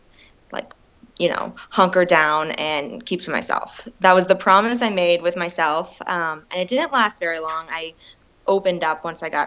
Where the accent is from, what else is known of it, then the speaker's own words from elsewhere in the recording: Pennsylvania, United States; now in Denver, United States; I'm originally from Pennsylvania